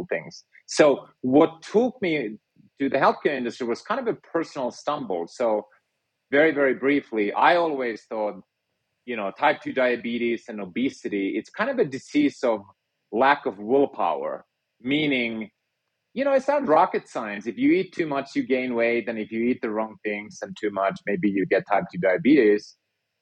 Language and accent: English; Finland; moved away; I grew up in Finland and was a physicist by training